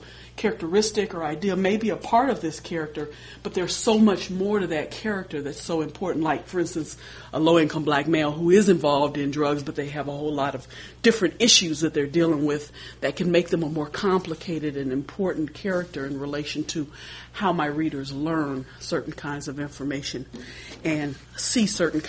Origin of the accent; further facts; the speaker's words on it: Des Moines, Iowa, United States; as an African American, I was raised in Des Moines, Iowa.